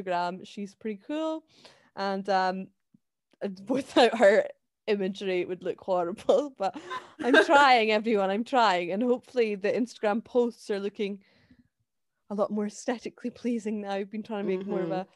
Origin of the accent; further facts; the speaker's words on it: Scotland, United Kingdom; I really like being Scottish and I love my like nationality